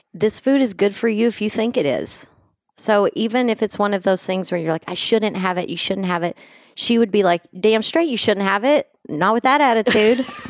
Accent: West Texas, United States; where I grew up in West Texas in the eighties

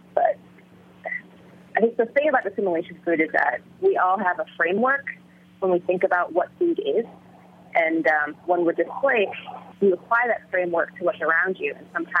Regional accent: Illinois, United States; first language Vietnamese; English is a second language; we all lived like in a, sort of in orbit around their house in Illinois. And so my grandmother pretty much raised me from when I was a infant to elementary school. And yeah, my first language was Vietnamese

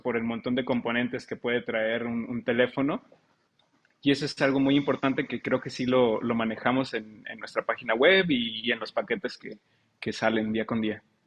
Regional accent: Mexico

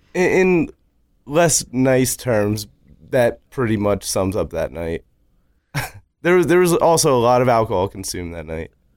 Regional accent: Louisville, Kentucky, United States; now in Lancaster, United States; Originally, I am from Louisville, Kentucky, but I moved up here about twelve, thirteen years ago

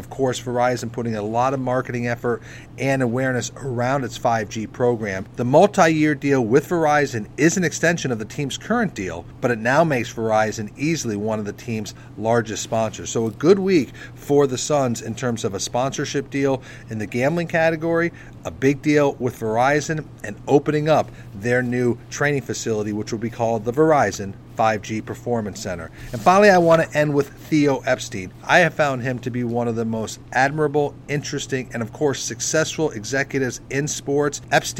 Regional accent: Vermont, United States; a fellow New Englander, as I'm from Vermont.

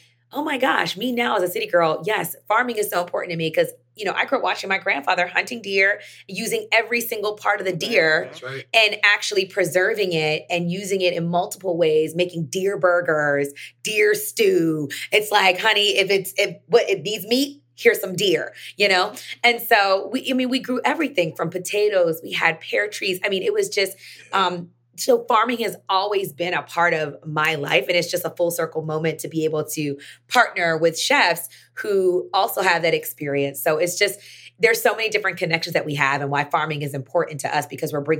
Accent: Southern United States, United States; I grew up in the South. We talk about iced potatoes and it actually is like short for Irish potatoes.

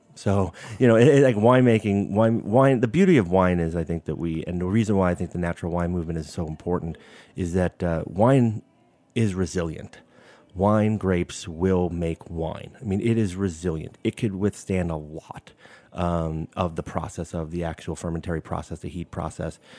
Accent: New York City, New York, United States; moved away as an adult; now in Napa Valley, United States; growing up in Brooklyn

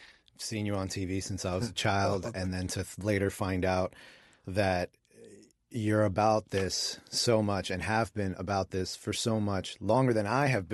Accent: Queens, New York, United States; You know, Mike and I are both native New Yorkers. I grew up in Queens, Mike in the Bronx.

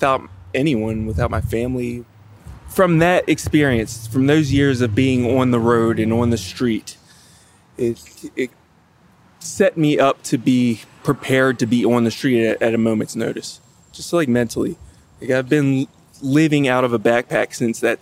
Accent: Chesapeake Beach, Maryland, United States; moved away; I grew up in Calvert County, Maryland, in Chesapeake Beach on the Chesapeake Bay.

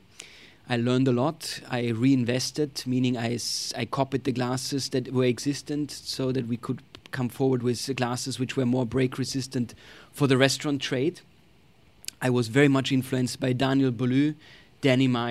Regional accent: Tyrol, Austria; moved away as an adult; now in United States; I grew up in Austria, in Tyrol, which is where the Alps are.

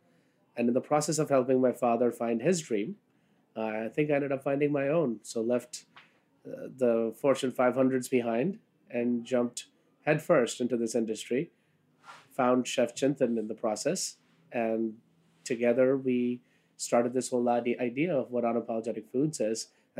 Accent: Kolkata, West Bengal, India; now in New York City, United States; I was born in Calcutta. That's what it was called then. Now it's called Kolkata. And moved here in 1996. And, you know, followed a fairly traditional route of what a first-generation immigrant does.

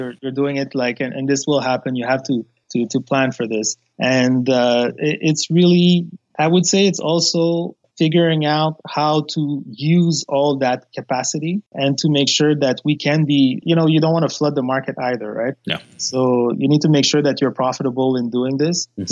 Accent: Montreal, Quebec, Canada; born or raised there; also born or lived in Haiti

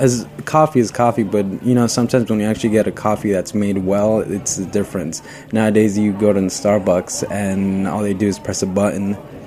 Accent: Florida, United States; now in New York, United States; I've been here in New York for about 2 years. I'm usually from Florida, which isn't a foodie place.

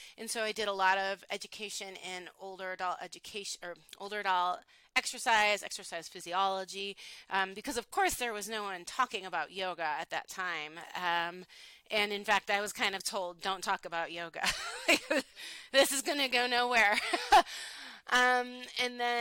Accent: Buffalo, New York, United States; moved away as an adult; also born or lived in Honolulu, Hawaii; I am from Buffalo, New York originally

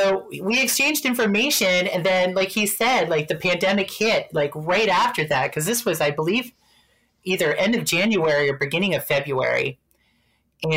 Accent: Pittsburgh, Pennsylvania, United States; moved away; I'm originally from Pittsburgh

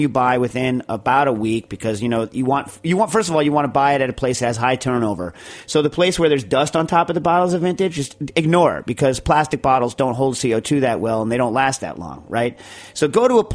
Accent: New York, United States; I'm a New Yorker

